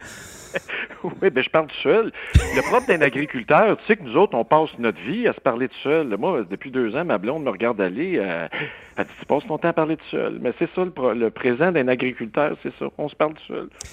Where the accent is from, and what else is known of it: Quebec, Canada